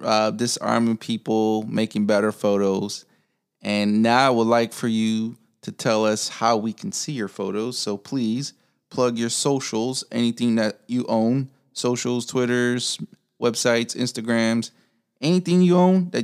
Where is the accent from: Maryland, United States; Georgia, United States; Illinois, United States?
Illinois, United States; Chicago; Yeah, I'm from Chicago.